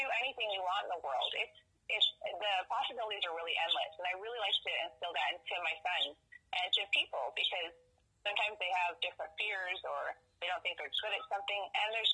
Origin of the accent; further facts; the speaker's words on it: Valley Center, California, United States; the Valley Roadrunner in Valley Center. It's my hometown.